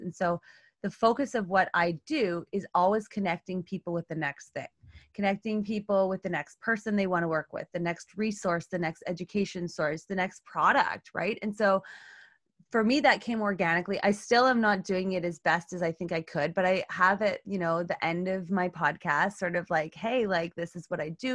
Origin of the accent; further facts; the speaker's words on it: Canada; I'm Canadian